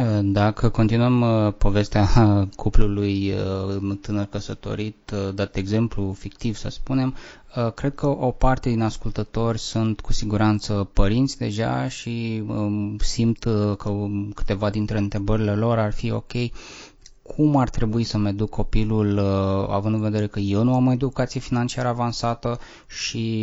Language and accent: Romanian; Romania; noi suntem ca români